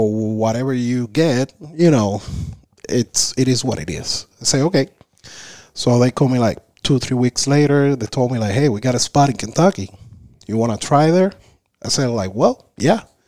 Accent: Havana, Cuba; English is a second language; moved away as an adult; also born or lived in Isla de la Juventud; now in United States; I was raised in Havana

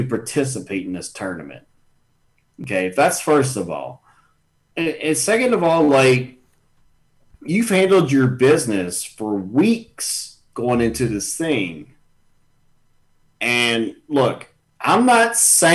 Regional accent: Richmond, Virginia, United States; we're all from Richmond

